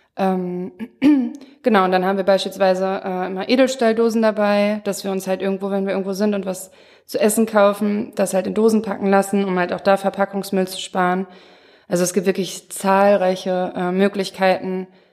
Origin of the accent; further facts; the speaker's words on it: Mülheim, Germany; bei uns in Mülheim